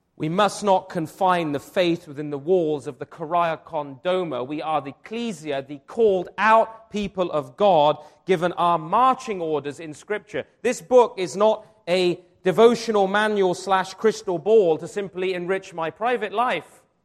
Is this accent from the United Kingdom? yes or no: yes; Wiltshire, South West England, United Kingdom; I grew up in Wiltshire